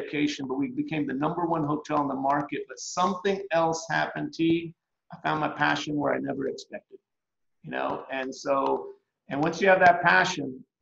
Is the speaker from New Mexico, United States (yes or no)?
no; Cleveland, Tennessee, United States; also born or lived in Stockton, California; I grew up in Cleveland, Tennessee